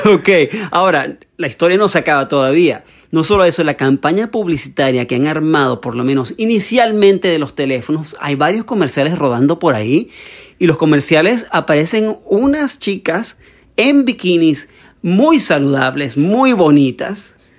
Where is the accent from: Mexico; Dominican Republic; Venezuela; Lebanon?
Venezuela; soy venezolano